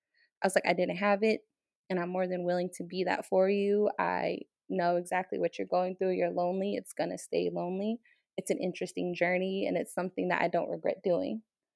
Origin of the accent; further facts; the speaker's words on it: United States; I was like, I'm Native American. I was like, I'm from the Navajo tribe.